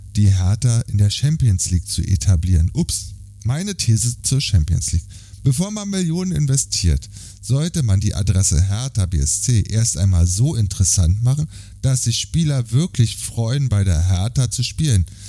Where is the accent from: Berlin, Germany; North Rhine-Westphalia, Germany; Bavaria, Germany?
Berlin, Germany; Der Bundesliga-Verein meiner Jugend als Berliner